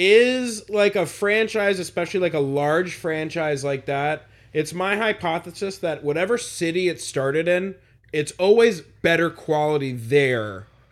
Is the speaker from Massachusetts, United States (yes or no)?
yes; Boston, Massachusetts, United States; No fucking way, I'm from Boston.